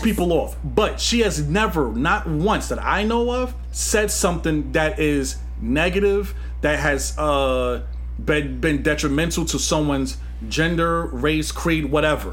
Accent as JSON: {"language": "English", "town": "New York City", "region": "New York", "country": "United States", "also_born_or_lived": "Gun Hill, Bronx", "said": "I'm from Queens, Flushing."}